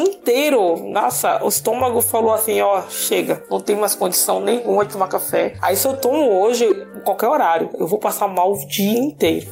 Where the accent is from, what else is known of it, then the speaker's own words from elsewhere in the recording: Bahia, Brazil; also born or lived in Salvador; now in Americana, Brazil; eu nasci na Bahia